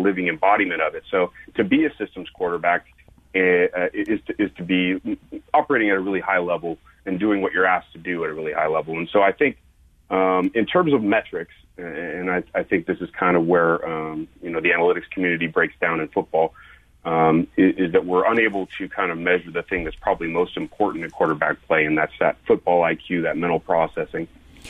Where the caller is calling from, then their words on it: Idaho, United States; We're in North Idaho today. It's snowing and I think 27 degrees.